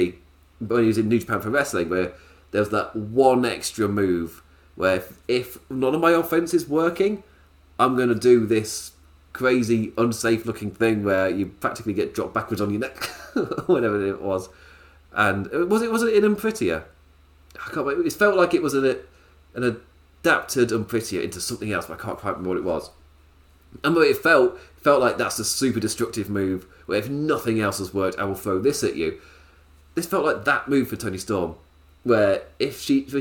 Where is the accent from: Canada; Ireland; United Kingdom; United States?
United Kingdom; England; I'm English